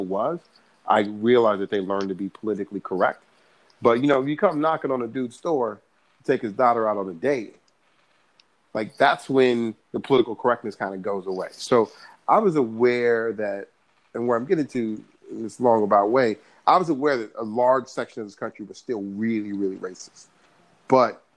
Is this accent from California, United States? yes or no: yes; California, United States; born and raised in California